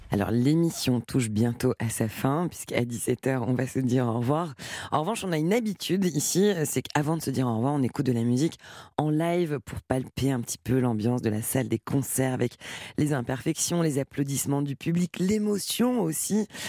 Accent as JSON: {"language": "French", "country": "France", "said": "à Paris, chez nous, en France."}